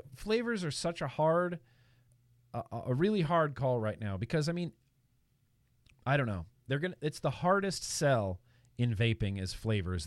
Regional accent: Lake Tahoe, California, United States; now in Los Angeles, United States; I grew up in Lake Tahoe, California, up in the mountains

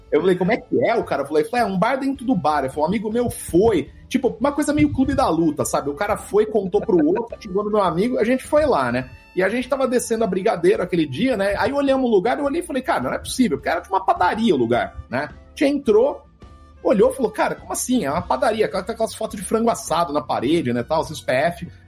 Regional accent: Brazil; Eu sou do Brasil

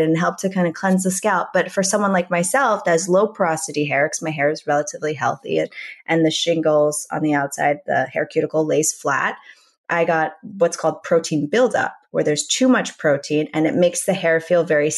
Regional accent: Minnesota, United States; moved away as an adult; also born or lived in New York City; now in Los Angeles, United States; I grew up in Minnesota

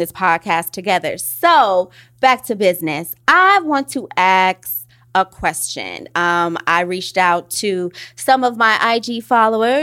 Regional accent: Oakland, California, United States; I'm from East Oakland

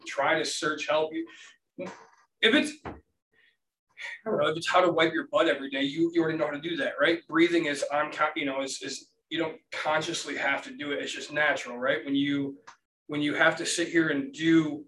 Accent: United States; I am from the America who has a huge population

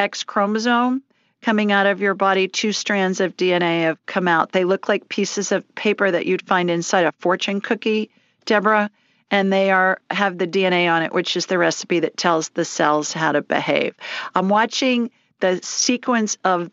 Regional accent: Columbus, Ohio, United States; I grew up in Columbus

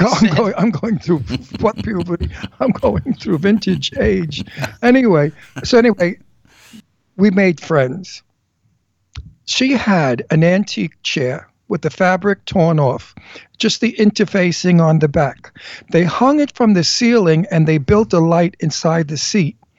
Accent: Brooklyn, New York, United States; When I was 13, living in, in coming from Brooklyn

